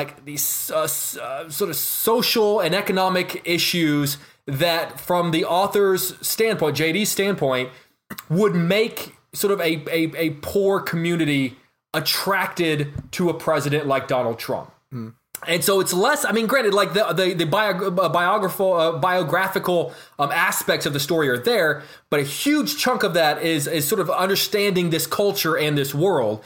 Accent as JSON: {"language": "English", "region": "the South", "country": "United States", "tie": "born or raised there", "said": "I grew up in a poor, like, southern town."}